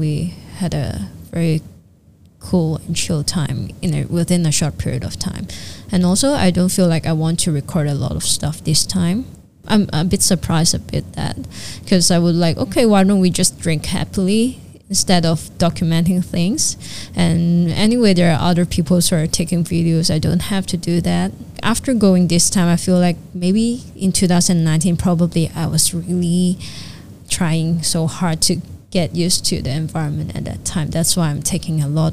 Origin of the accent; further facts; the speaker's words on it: Hong Kong; I'm a Hong Konger, but I'm like, my mom is a Filipina, but I grew up in Hong Kong